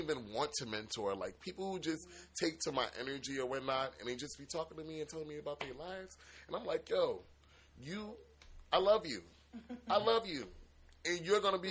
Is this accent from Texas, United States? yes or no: no; New Jersey, United States; also born or lived in Washington, D.C.; But I lived my whole life in Jersey.